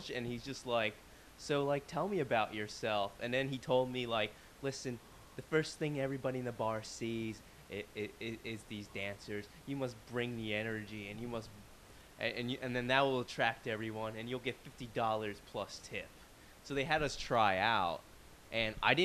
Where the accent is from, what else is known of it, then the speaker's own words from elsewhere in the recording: Philadelphia, Pennsylvania, United States; moved away; also born or lived in San Diego; I'm from Philadelphia